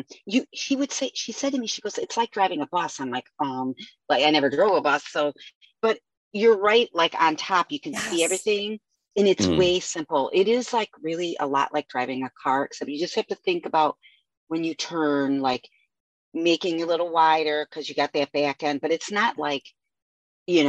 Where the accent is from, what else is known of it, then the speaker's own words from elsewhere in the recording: Avon Lake, Ohio, United States; I grew up in Avon Lake